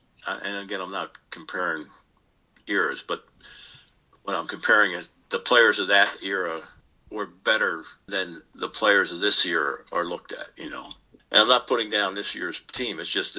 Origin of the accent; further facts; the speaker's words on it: Ireland; Now, I'm an Irishman. You know, there are two kinds of Irishmen.